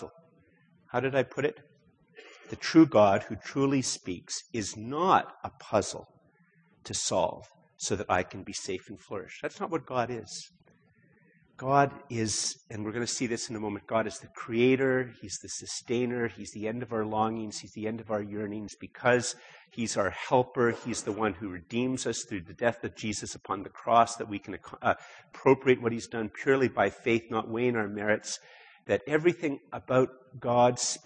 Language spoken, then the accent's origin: English; Canada; I'm Canadian